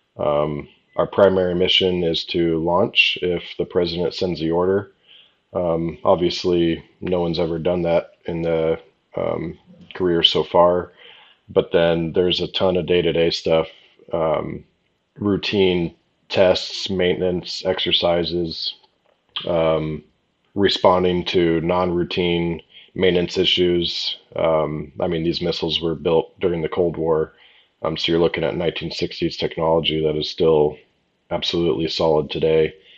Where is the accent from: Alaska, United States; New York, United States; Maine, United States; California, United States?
California, United States; La Quinta; It was an e-golf event back in my hometown in um, La Quinta, California